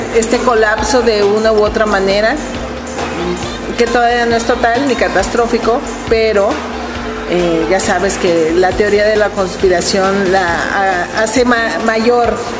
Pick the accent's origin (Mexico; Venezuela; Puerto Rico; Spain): Mexico